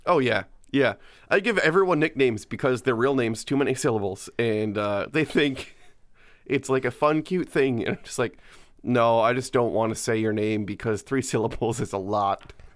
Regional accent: New York, United States; I'm from here. The whole time I've always been here.

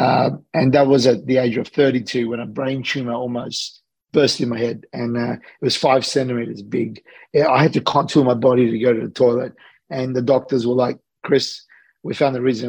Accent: Australia; also born or lived in Sydney / Los Angeles; I'm an Australian guy that's living between Sydney

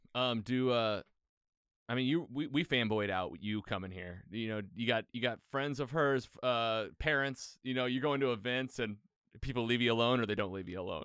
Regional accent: Bonne Terre, Missouri, United States; Missouri. Uh, I grew up in Bonterre

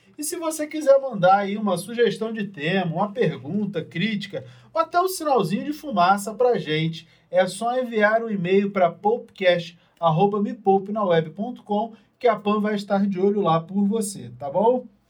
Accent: Rio de Janeiro, Brazil; eu sou carioca

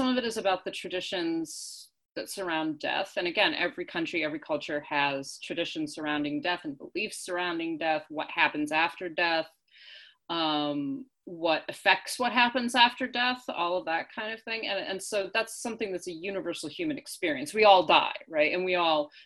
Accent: United States; as Americans, as English speakers

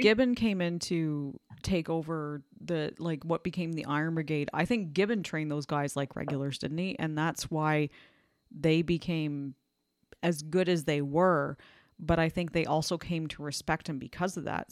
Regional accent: Canada; I'm Canadian

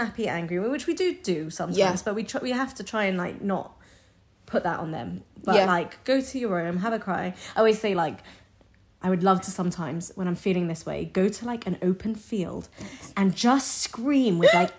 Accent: United Kingdom; we're British

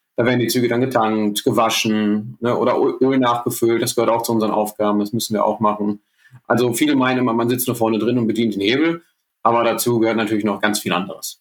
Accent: Ruhr area, North Rhine-Westphalia, Germany; bei uns im Ruhrgebiet

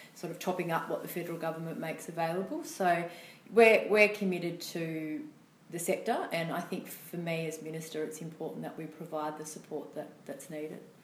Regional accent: Gunnedah, New South Wales, Australia; I'm from Gunnedah, northwest New South Wales, country girl, born and bred

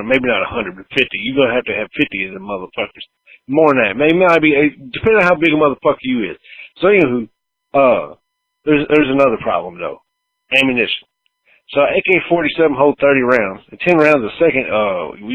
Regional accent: the South, United States; growing up in the South

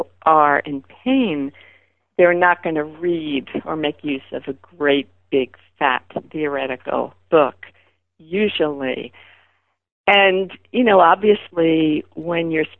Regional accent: New York City, New York, United States; growing up in Brooklyn

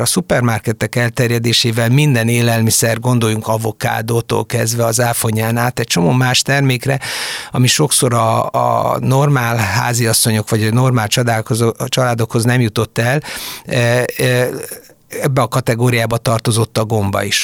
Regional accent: Senta, Vojvodina, Serbia; moved away as an adult; also born or lived in Budapest, Hungary; now in Hungary; mindannyian délvidékről származunk, azaz a történelmi Magyarország területéről, valamikori Bácsbodrog bodrog vármegyéből, Zántáról, ami Szegettől délre a Tisza mentén található

